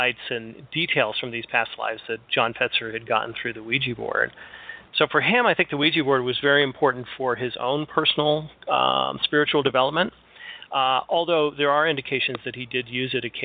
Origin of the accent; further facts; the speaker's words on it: California, United States; now in Michigan, United States; I grew up in California, spent most of my early life in California